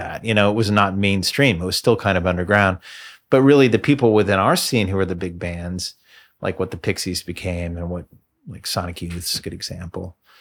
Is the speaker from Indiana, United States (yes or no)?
yes; Bloomington, Indiana, United States; moved away as an adult; also born or lived in Boston / Birmingham; Moved back to my hometown, moved back to Bloomington